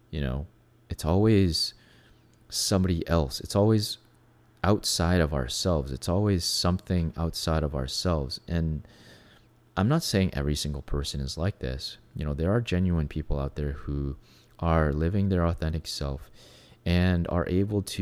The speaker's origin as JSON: {"language": "English", "country": "Venezuela", "tie": "born or raised there", "said": "for myself, I was growing up in Venezuela. Um, it was very obvious who I was. Um, you know, I was not like every other kid in Venezuela, right? I was not a Latino, first of all. I couldn't speak perfect Spanish when I first got there."}